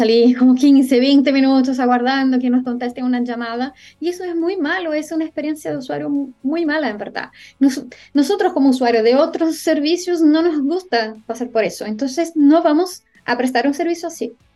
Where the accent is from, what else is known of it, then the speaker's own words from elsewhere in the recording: Brazil; yo soy brasileña